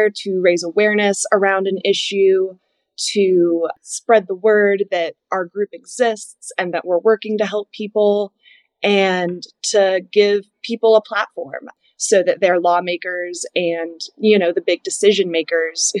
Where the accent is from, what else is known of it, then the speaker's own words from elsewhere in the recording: United States; the people that I grew up with in Savannah County